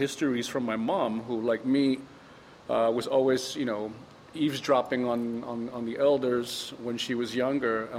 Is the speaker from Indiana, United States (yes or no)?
no; New York City, New York, United States; I was born and raised in the Bronx